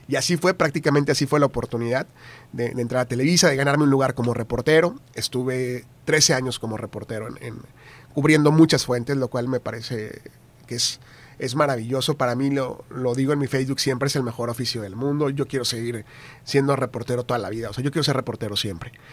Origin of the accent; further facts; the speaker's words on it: San Fernando, Tamaulipas, Mexico; moved away as an adult; also born or lived in Reynosa / Ciudad Victoria; now in Monterrey, Mexico; yo nací en Reynosa, eh, Tamaulipas, viví en San Fernando hasta los 15 años